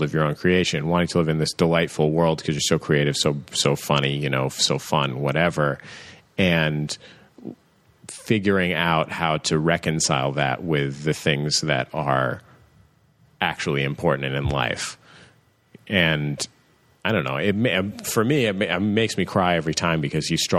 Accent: San Francisco, California, United States; I grew up in the Mission in San Francisco

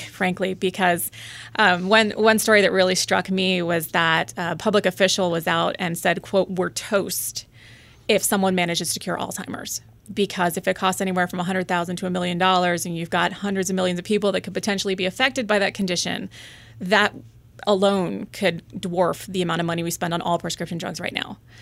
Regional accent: Springfield, Virginia, United States; I grew up in Springfield, Virginia

